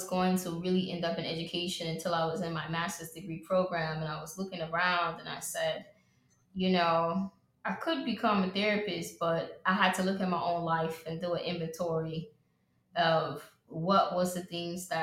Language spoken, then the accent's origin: English; Atlanta, Georgia, United States; I am from Atlanta, Georgia